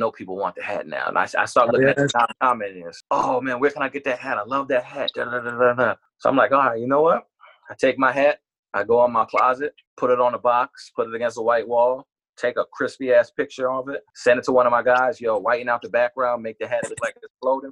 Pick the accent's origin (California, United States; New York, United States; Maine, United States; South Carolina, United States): New York, United States; New York City; I was born in Brooklyn.